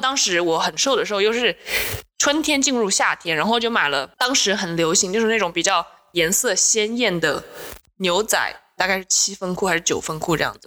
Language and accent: Chinese; Taiwan; 我来自台湾